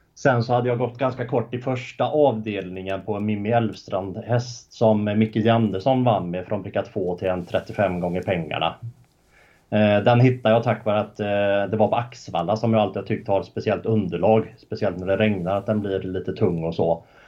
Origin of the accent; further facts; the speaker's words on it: Uddevalla, Västra Götaland, Sweden; bott i Uddevalla hela mitt liv